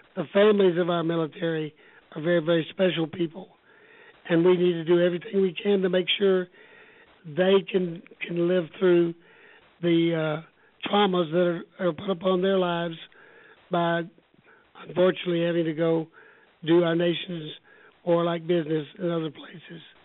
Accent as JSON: {"language": "English", "town": "Houston", "region": "Texas", "country": "United States", "tie": "born or raised there", "also_born_or_lived": "Austin", "said": "I'm a native Texan, born and raised in Houston"}